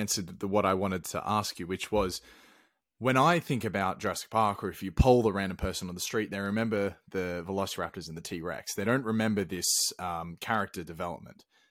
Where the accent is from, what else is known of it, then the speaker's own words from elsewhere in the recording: Australia; now in Sweden; I'm from Australia